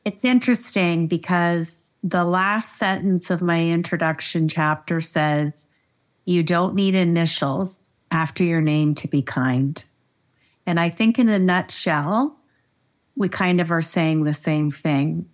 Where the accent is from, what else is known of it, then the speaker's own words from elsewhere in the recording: Canada; I am Canadian. I'm a proud Canadian